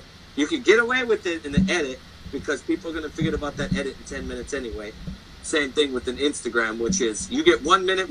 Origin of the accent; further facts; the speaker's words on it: Great Falls, Montana, United States; I'm from Great Falls, Montana.